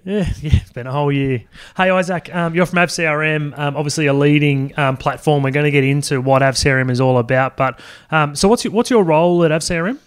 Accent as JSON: {"language": "English", "town": "Sydney", "region": "New South Wales", "country": "Australia", "tie": "born or raised there", "said": "I grew up in Sydney"}